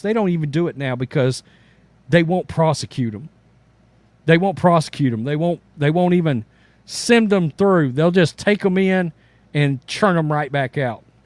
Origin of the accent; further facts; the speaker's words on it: Big Sandy, Texas, United States; growing up in Big Sandy